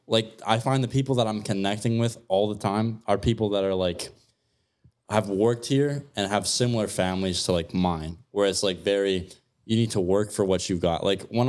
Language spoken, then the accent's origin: English; New York, United States; I'm a New Yorker. I'm from New York. I love New York.